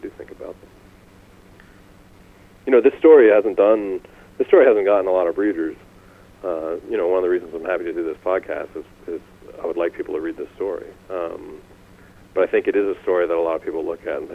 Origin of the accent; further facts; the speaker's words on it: Canada; I'm Canadian